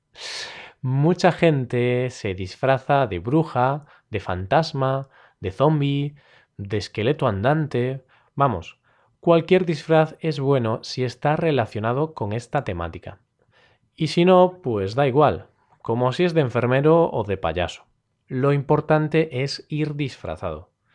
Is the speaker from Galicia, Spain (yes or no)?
yes; Galicia, Spain; yo soy del norte, yo soy de Galicia, así que aquí, en mi región